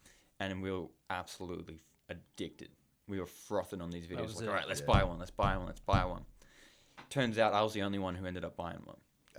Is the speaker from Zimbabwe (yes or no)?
no; Hong Kong; also born or lived in Australia; No, I grew up in, I was born in Australia. {S0} Okay. {S1} I lived there until I was 5 years old. And then when I was five, my parents shipped off to Hong Kong.